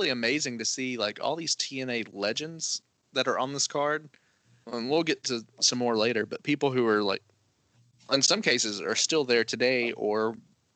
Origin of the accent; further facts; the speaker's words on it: Alabama, United States; We're from Alabama.